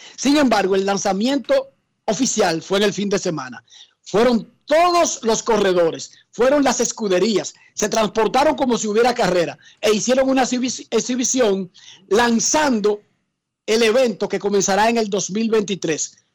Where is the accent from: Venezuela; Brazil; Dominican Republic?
Dominican Republic; como somos los dominicanos